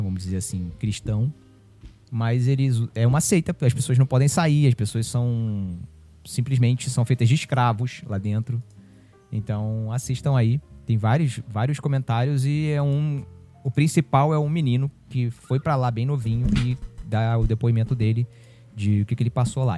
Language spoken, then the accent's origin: Portuguese; São Gonçalo, Rio de Janeiro, Brazil; é da minha cidade, ela é de São Gonçalo